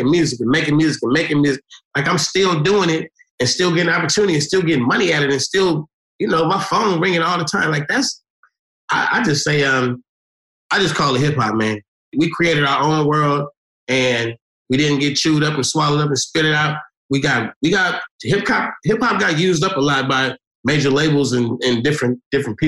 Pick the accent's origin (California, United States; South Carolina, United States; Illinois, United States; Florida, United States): California, United States; Oakland; I'm from Oakland, we from the Bay